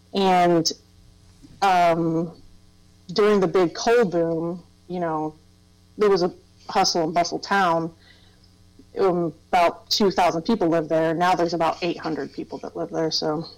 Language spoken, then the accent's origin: English; Thomas, West Virginia, United States; we'd always end up back in Thomas, West Virginia, which is where I consider my hometown. So, yeah, I lived there for a long time. In Thomas, West Virginia, and if you've never been there, it's a little mountain town. It was a coal mining town.